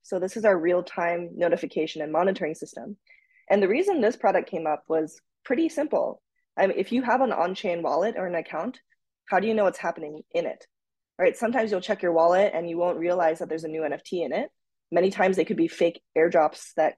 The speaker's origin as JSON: {"language": "English", "region": "Tokyo", "country": "Japan", "tie": "born or raised there", "also_born_or_lived": "United States / Minnesota", "moved": "yes", "said": "I was actually born and raised in Tokyo, Japan"}